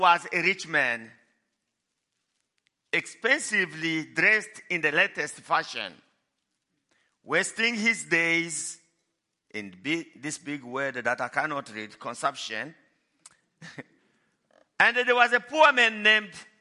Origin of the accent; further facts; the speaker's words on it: DR Congo; moved away as an adult; now in Johannesburg, South Africa; I was born in Congo, Democratic Republic of Congo, in a village that is far from everything.